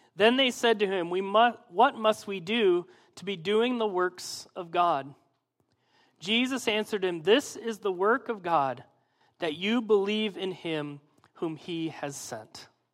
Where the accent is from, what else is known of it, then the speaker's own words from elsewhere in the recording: Midwest, United States; I'm from the Midwest